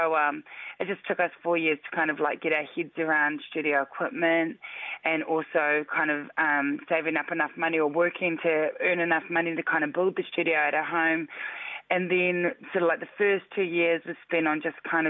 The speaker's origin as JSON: {"language": "English", "town": "Christchurch", "region": "Canterbury", "country": "New Zealand", "tie": "born or raised there", "said": "I was born and raised in Christchurch"}